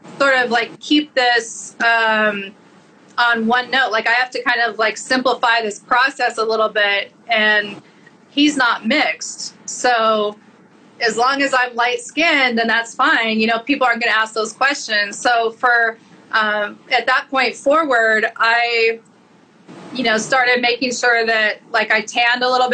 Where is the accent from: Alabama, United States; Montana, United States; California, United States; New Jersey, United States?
Montana, United States; I'm from Montana